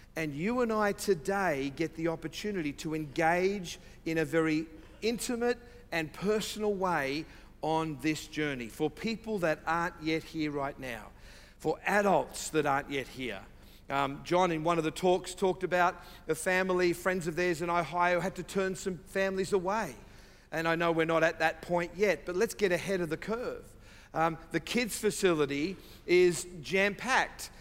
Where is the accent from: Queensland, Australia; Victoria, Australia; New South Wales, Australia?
New South Wales, Australia; Sydney; I say from South, the deep South, uh, Sydney, Australia, uh, where my wife and I reside sometimes.